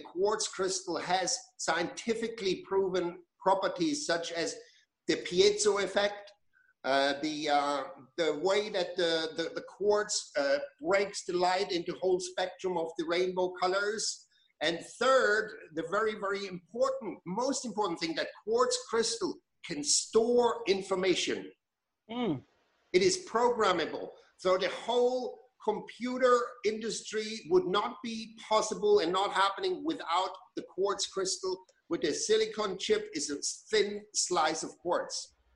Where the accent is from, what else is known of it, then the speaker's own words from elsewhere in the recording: Germany; moved away as an adult; I grew up in Germany. I was born in Germany. I spent the first 20 years of my life there